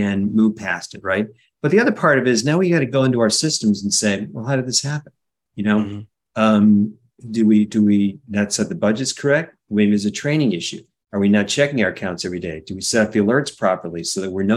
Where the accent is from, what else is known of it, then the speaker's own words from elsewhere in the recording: Cleveland, Ohio, United States; also born or lived in Winnipeg, Canada; I grew up in Cleveland, Ohio